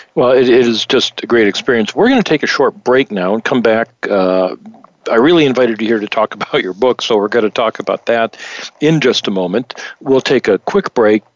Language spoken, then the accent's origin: English; Michigan, United States; moved away; my home state of Michigan